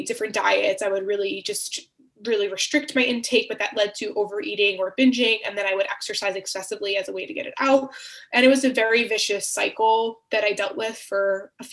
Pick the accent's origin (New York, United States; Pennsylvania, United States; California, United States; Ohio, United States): New York, United States; Long Island; I grew up on Long Island, New York, and in a very loving Greek and Italian family